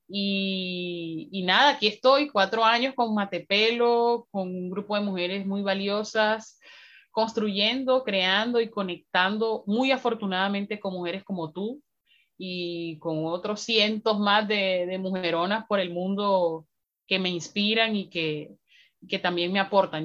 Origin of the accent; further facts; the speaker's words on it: Riohacha, La Guajira, Colombia; soy una mujer afroguajira, nacida y criada en Río Hacha, un territorio muy bonito al norte de, Colombia